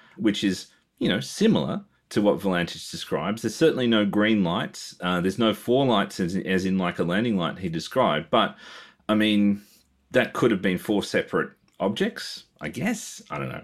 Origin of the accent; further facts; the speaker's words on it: Australia; being Australian